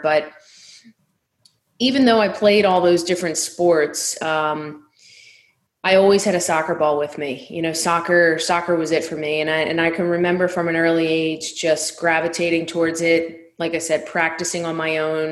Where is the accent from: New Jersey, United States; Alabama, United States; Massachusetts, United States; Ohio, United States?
New Jersey, United States; Delran; the town I grew up in in Delran was a small working class neighborhood